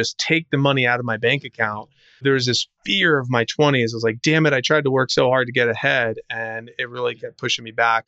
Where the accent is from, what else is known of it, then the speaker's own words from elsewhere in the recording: New Jersey, United States; now in Tampa, United States; I grew up in New Jersey, live in Tampa, Florida right now